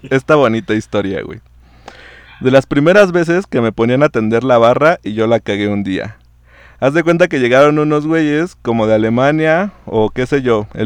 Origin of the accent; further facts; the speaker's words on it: Mexico; Como buena mexicana nomás sonreí y afirmé con la cabeza, pero ni había entendido qué pedo.